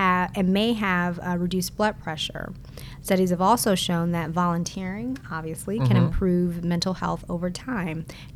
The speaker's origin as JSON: {"language": "English", "town": "San Francisco", "region": "California", "country": "United States", "moved": "yes", "lives_now": "South Florida, United States", "said": "I'm originally from San Francisco, so I was constantly going back"}